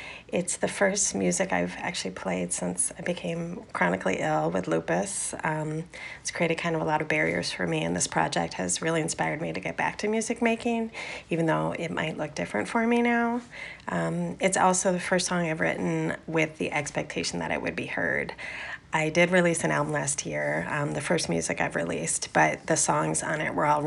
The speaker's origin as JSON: {"language": "English", "town": "Minneapolis", "region": "Minnesota", "country": "United States", "moved": "yes", "lives_now": "Portland, United States", "said": "I live in Portland, but I'm originally from Minneapolis"}